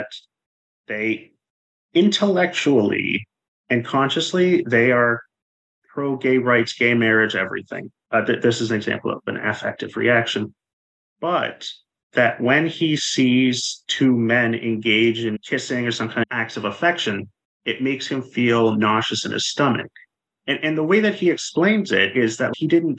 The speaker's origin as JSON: {"language": "English", "country": "Canada", "tie": "born or raised there", "said": "when I grew up in Canada"}